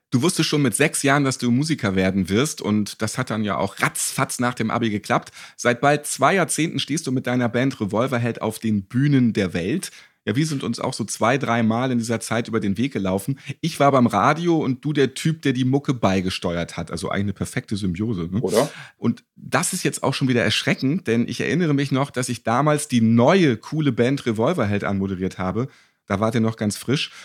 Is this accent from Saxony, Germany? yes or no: no; Hamburg, Germany; als geborener Hamburger